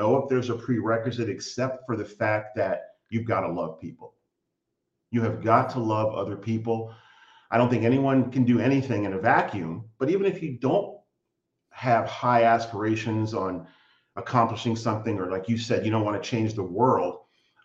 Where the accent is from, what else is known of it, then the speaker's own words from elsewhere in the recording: United States; moved away as an adult; now in Canada; I'm an American living in Canada. I've lived here for 21 years now